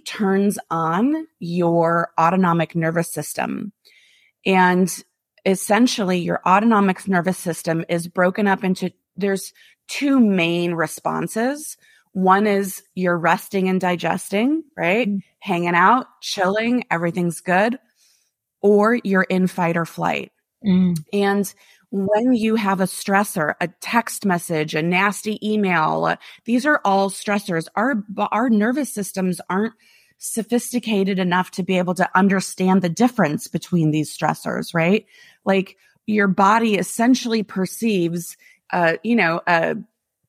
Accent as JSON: {"language": "English", "region": "Midwest", "country": "United States", "tie": "born or raised there", "moved": "yes", "said": "Most of my friends that I grew up with in the Midwest"}